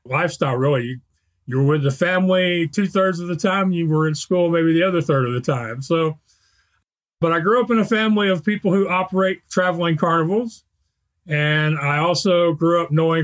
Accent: Spring, Texas, United States; I grew up in Spring, Texas, which is a suburb of Houston

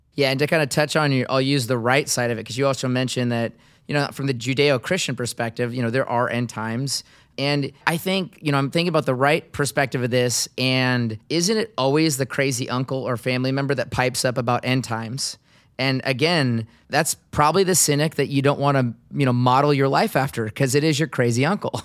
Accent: Seattle, Washington, United States; my hometown in Seattle

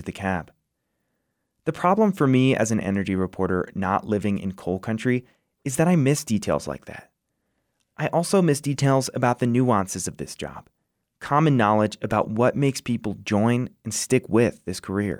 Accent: Northeast, United States; moved away as an adult; now in Wyoming, United States; Growing up in the Northeast

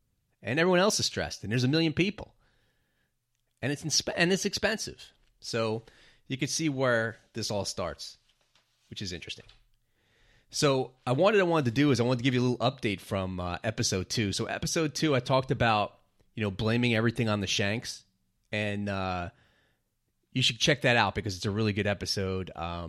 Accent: New York, United States; what a privilege it is to be growing up in New York, because New York is really just kind of a special city.

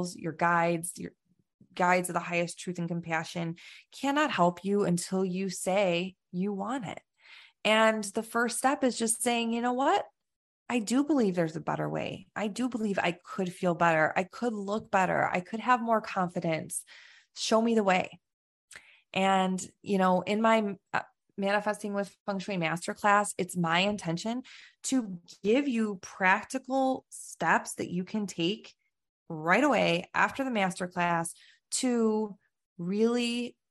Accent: Chicago, Illinois, United States; moved away; we're both from the Chicago

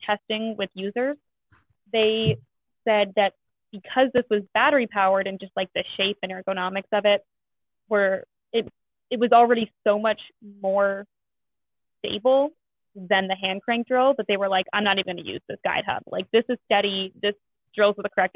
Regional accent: Northern Virginia, United States; moved away as an adult; also born or lived in Chicago; I actually am from Virginia, but not from this area. I'm from Northern Virginia, went to school in Chicago

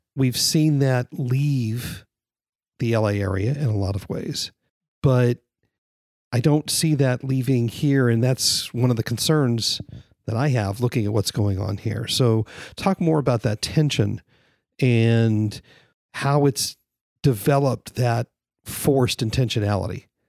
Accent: San Fernando Valley, California, United States; now in Austin, United States; I grew up in the San Fernando Valley in the fifties and sixties

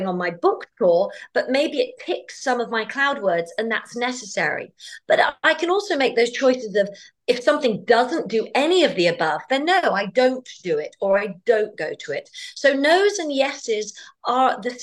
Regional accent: United Kingdom; as a Brit

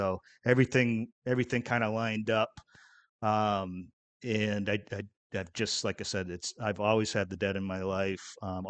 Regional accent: Massachusetts, United States; Where I grew up in Massachusetts, it was very rural.

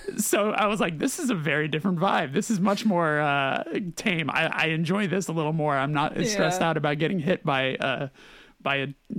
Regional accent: California, United States; Let me tell you, growing up in California and then flying like, what is it, like fucking 27 hours to get to Australia to land and be like, this feels like where I just left.

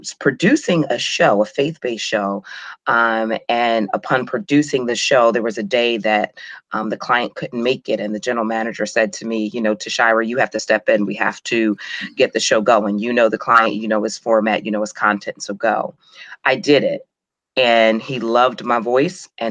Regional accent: Clayton, New Jersey, United States; I grew up in Southern New Jersey, right outside of Philadelphia, maybe about 15 minutes outside of Philadelphia

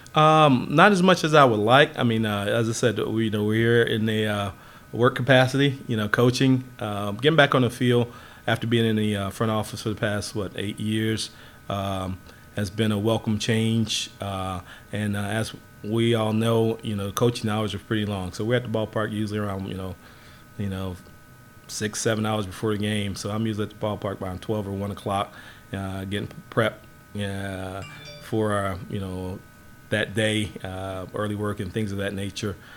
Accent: Southport, North Carolina, United States; my hometown of Southport, North Carolina

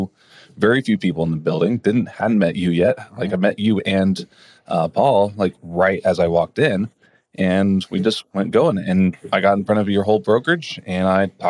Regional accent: Austin, Texas, United States; moved away as an adult; also born or lived in Australia; I was raised in Austin, Texas

